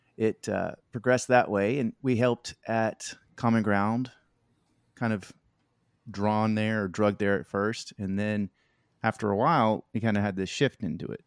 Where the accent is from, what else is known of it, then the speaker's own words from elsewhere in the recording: Shreveport, Louisiana, United States; moved away as an adult; also born or lived in Mozambique; now in North Little Rock, United States; we're kind of from the North Louisiana area, Shreveport, Mansfield area